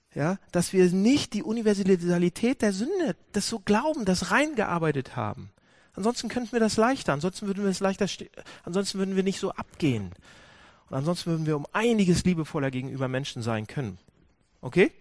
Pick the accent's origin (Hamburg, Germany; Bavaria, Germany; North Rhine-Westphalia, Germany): Hamburg, Germany; Wir sind, wir sind Hamburger